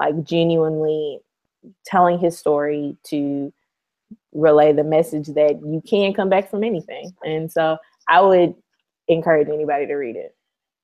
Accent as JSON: {"language": "English", "region": "Alabama", "country": "United States", "said": "I'm from Alabama"}